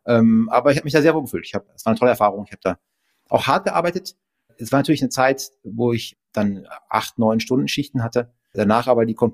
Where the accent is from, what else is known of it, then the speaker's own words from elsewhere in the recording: Berlin, Germany; Also ich bin auch in Berlin groß geworden. Meine Eltern kamen in den 70ern nach Berlin und sind da, damals dachten alle, das wären nur für ein paar Jahre.